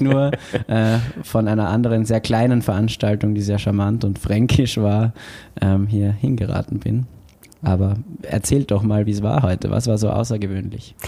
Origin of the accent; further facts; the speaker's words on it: Austria; now in Bochum, Germany; ich bin ja Österreicher